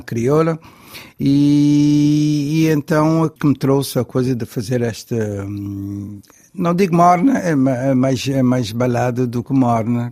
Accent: Cape Verde; eu como cabo-verdiano

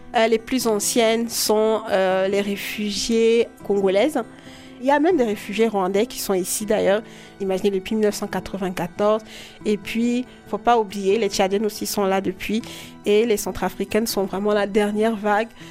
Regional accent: Douala, Littoral, Cameroon; J'ai grandi à Douala les premières années de mon enfance et puis j'ai fait des études en droit public international à l'université de Douala

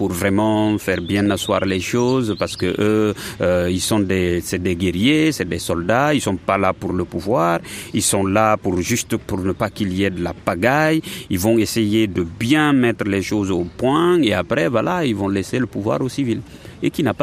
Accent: Guinea; moved away; moi c'est en ce moment-là que je suis parti de la Guinée

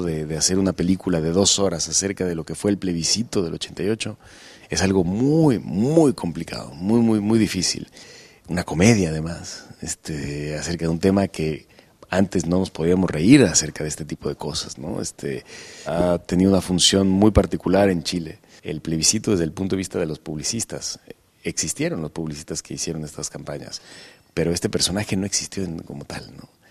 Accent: Guadalajara, Jalisco, Mexico; nunca he, interpretado un personaje de donde yo soy

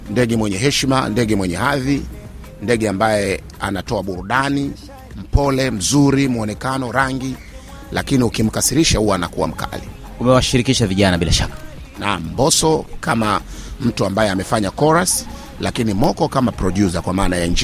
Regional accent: Mchomoro, Ruvuma, Tanzania; Mimi natokea na Mtumbo pale Mchomoro.

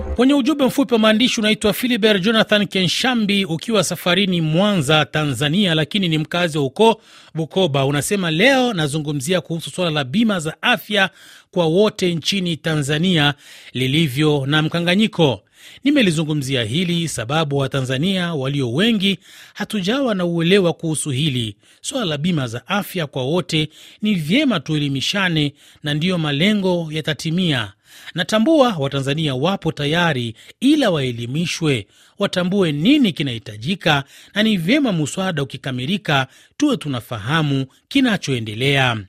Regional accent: DR Congo; now in Bujumbura, Burundi; wakongomani wenzangu

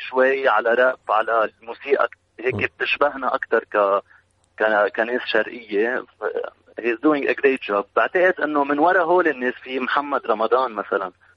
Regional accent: Lebanon; انا جنيت كلبناني

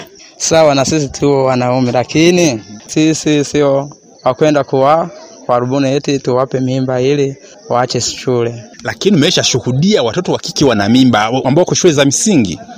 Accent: Ngara, Kagera, Tanzania; mm -hmm natokea Mgozi Ngara, Kagera, Tanzania.

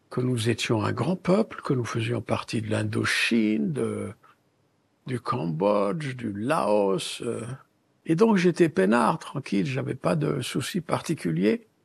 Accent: Mauritania; born there; Je suis né à Taha, Mauritanie, dans un désert, une savane.

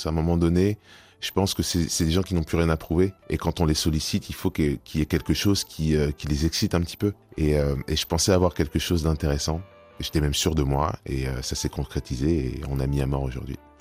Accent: France; je suis né en France, j'ai été éduqué dans le système français

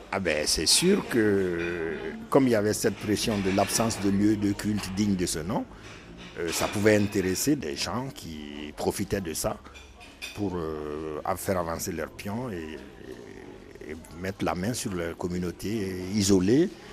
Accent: Bamako, Mali; moved away as an adult; now in Marseille, France; Je suis arrivé de, Bamako, du Mali pour faire des études

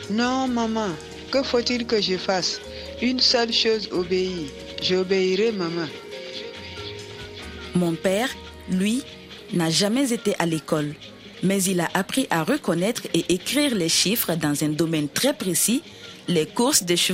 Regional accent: Burkina Faso; mes parents m'envoyèrent au Burkina Faso, mon pays d'origine, afin de poursuivre mes études jusqu'à l'université.

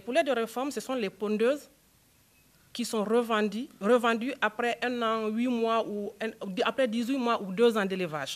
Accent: Guinea; chez moi en Guinée

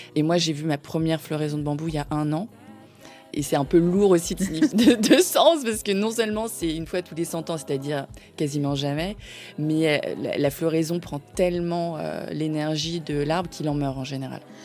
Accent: Paris suburbs, Île-de-France, France; je suis née à Paris, que j'ai grandi en banlieue parisienne

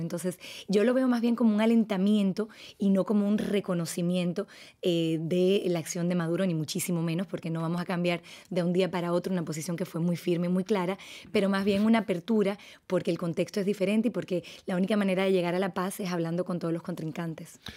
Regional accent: Dominican Republic; moved away; also born or lived in France; yo soy franco-dominicano, o sea que yo también soy binacional eh, crecí en República Dominicana en una comunidad francesa

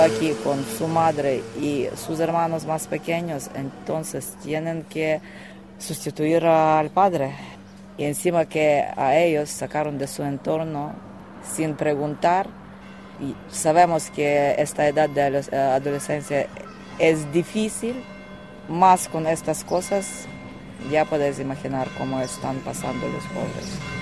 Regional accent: Ternopil, Ternopil Oblast, Ukraine; Spanish is a second language; now in Torrevieja, Spain; Vengo de Ucrania, de la ciudad Ternopil, de oeste de Ucrania.

